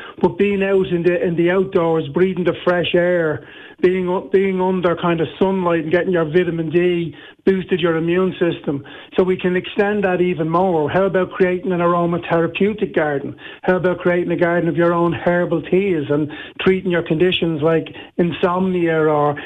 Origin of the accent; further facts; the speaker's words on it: Dublin, Leinster, Ireland; I'm from Dublin.